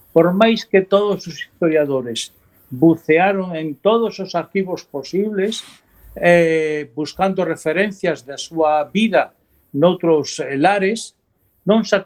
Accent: Asturias, Spain; Galician is a second language; now in Galicia, Spain; non son galego de nacemento. Eu son de orixen asturiano.

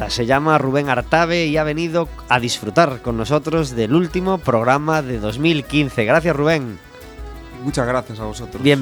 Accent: Ferrol, Galicia, Spain; Sí, yo soy de Ferrol.

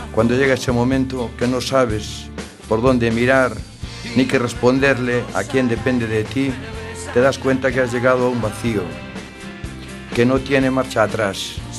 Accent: Barbanza, Galicia, Spain; de la zona de donde soy yo, de allí del Barbanza

